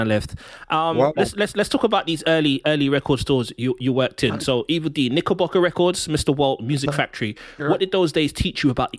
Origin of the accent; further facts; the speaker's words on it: London, United Kingdom; a West Indian kid like me growing up in London